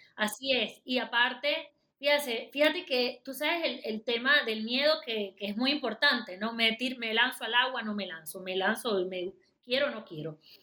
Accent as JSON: {"language": "Spanish", "country": "Venezuela", "moved": "as an adult", "lives_now": "Panama", "said": "Yo soy venezolana, residenciada en Panamá de hace muchísimos años"}